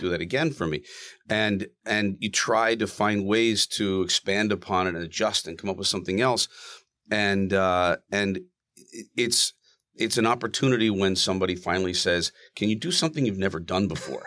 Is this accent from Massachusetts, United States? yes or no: yes; Plymouth County, Massachusetts, United States; now in Rumson, United States; I grew up in Plymouth County